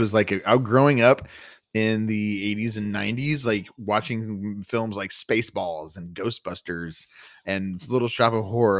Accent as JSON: {"language": "English", "region": "Texas", "country": "United States", "said": "we're from Texas"}